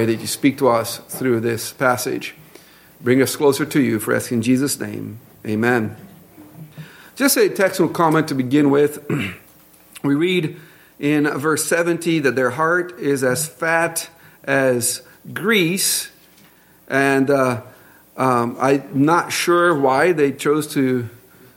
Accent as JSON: {"language": "English", "country": "Brazil", "accent": "Brazilian English", "second_language": "English", "moved": "yes", "said": "my Brazilian English accent"}